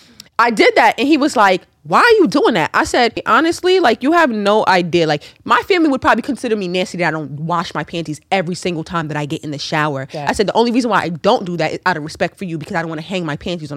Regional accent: Jamaica; as a Jamaican

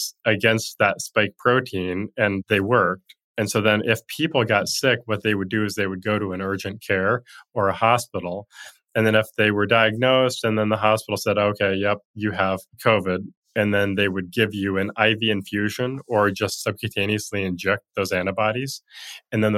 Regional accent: Montana, United States; where I grew up in Montana

